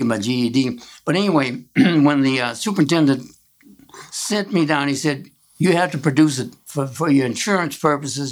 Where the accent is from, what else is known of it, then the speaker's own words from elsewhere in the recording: Chicago, Illinois, United States; I was born at St. Luke Hospital, and I've lived here most of my life. I went through high school here